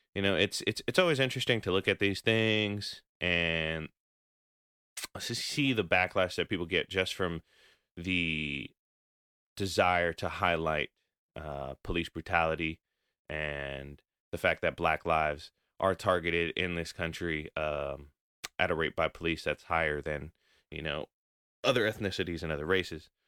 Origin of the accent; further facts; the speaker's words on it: United States; having grown up here